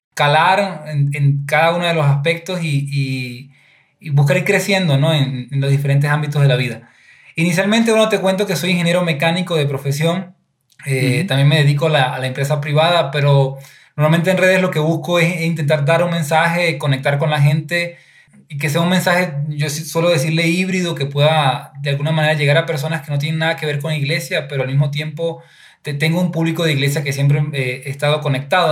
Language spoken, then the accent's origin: Spanish; Venezuela; moved away as an adult; now in Ecuador; soy venezolano, llegué hace seis años aquí a Ecuador.